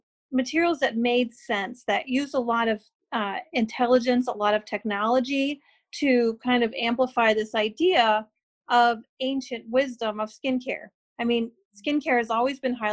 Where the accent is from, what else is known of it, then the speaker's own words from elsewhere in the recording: Phoenix, Arizona, United States; also born or lived in Lansing, Michigan / Grand Rapids, Michigan; now in Michigan, United States; growing up in Phoenix